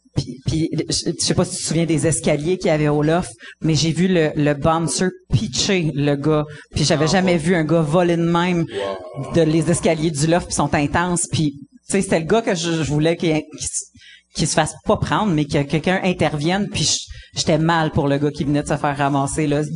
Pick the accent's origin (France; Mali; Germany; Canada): Canada; Abitibi, Quebec; moved away; also born or lived in Montreal; je suis née en Abitibi, puis après ça, on a bougé à Québec, puis après ça, à Montréal